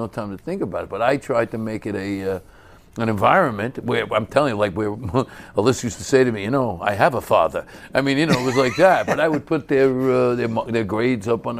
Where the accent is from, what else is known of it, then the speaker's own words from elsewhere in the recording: New York City, New York, United States; I was in a lot of fights growing up because I grew up in East New York and Brooklyn.